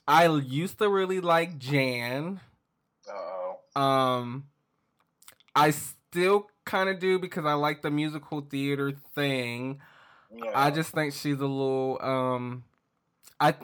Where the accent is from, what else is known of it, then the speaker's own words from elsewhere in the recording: the South, United States; accent: southern; my southern accent's coming out.